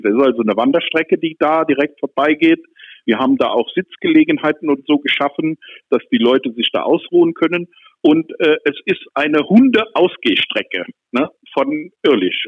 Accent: Germany; now in Neuwied, Germany; aus meiner Heimat von der Mosel

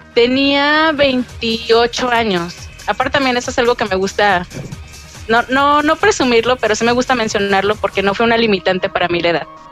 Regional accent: León, Guanajuato, Mexico; soy de León, Guanajuato, México

